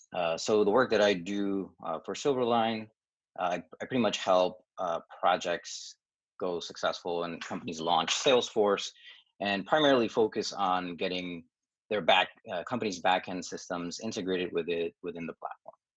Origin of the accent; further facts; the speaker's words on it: New York, United States; also born or lived in Dominican Republic; I was born in Dominican Republic, came to New York, uh, the Queens area when I was about four years old